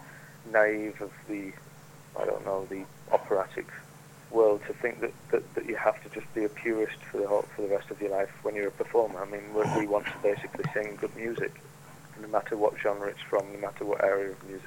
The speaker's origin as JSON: {"language": "English", "town": "Fleetwood", "region": "North West England", "country": "United Kingdom", "said": "I'm from Fleetwood in Lancashire, which is a bit further north than Manchester."}